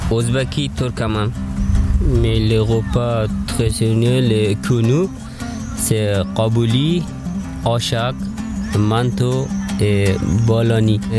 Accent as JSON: {"language": "French", "country": "Afghanistan", "second_language": "French", "moved": "as an adult", "lives_now": "France", "said": "Et je viens d'Afghanistan. À peu près, ça fait 4 ans que j'habite en France. Et mon pays, c'est Afghanistan."}